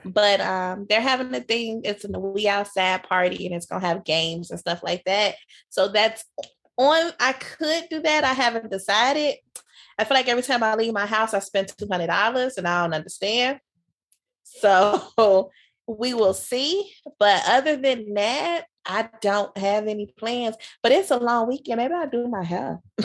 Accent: Chicago, Illinois, United States; growing up in Chicago

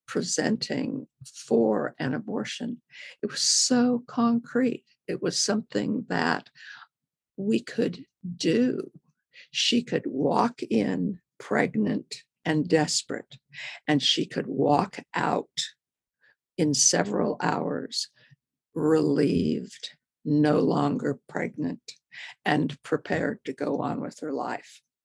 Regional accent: Modesto, California, United States; moved away as an adult; also born or lived in Texas; I grew up in Modesto, California

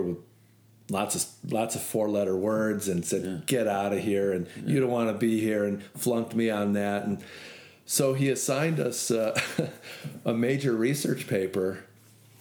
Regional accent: Chicago, Illinois, United States; also born or lived in Skokie / Waukegan; I am from the Chicago area, lived in the suburbs, Skokie and Waukegan

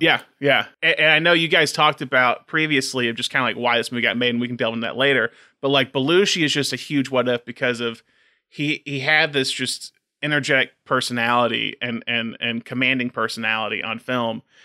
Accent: Tuscaloosa, Alabama, United States; our hometown, Alabama, Tuscaloosa.

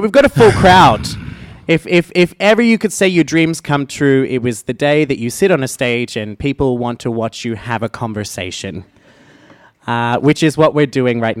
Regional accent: Australia; And I am an Australian.

